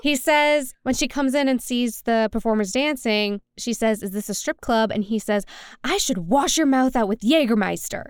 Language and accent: English; New Orleans, Louisiana, United States; now in Nashville, United States; born and raised in New Orleans, and now I live in Nashville, Tennessee